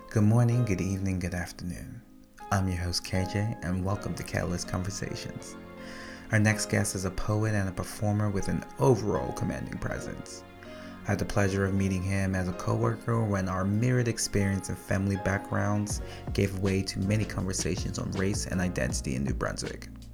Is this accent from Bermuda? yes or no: yes; Bermuda; now in Canada; growing up in Bermuda, before I came to Canada